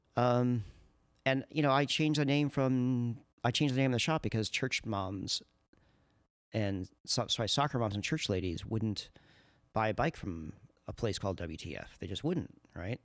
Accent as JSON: {"language": "English", "area": "Long Island", "region": "New York", "country": "United States", "tie": "born or raised there", "also_born_or_lived": "Oakland, California / Washington, District of Columbia, United States", "moved": "as an adult", "lives_now": "Portland, United States", "said": "I grew up in New York on Long Island"}